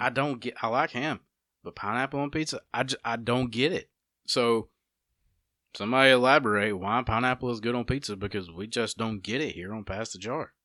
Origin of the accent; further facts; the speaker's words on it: United States; how we grew up here in Walker County